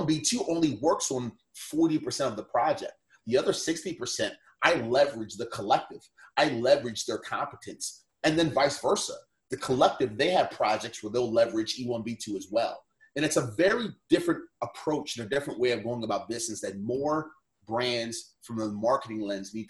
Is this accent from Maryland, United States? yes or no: yes; Baltimore, Maryland, United States; I grew up and lived in Baltimore